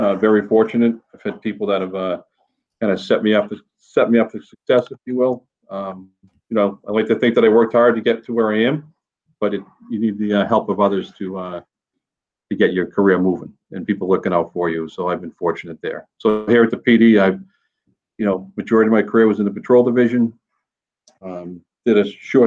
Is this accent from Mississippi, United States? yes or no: no; North Shore, Massachusetts, United States; moved away as an adult; now in Manchester, United States; I grew up on the North Shore